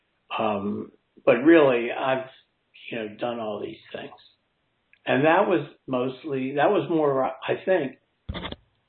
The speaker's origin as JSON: {"language": "English", "region": "New Jersey", "country": "United States", "said": "I'm from New Jersey"}